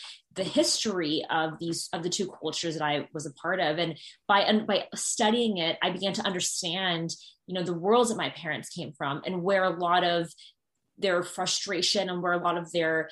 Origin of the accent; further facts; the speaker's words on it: Northern Virginia, United States; growing up in Northern Virginia, being biracial